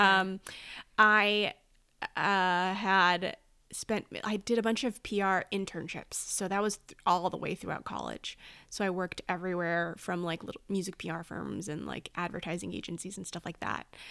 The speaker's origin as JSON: {"language": "English", "town": "Oak Park", "region": "California", "country": "United States", "tie": "born or raised there", "also_born_or_lived": "New York", "moved": "as an adult", "said": "I was raised in Oak Park, California"}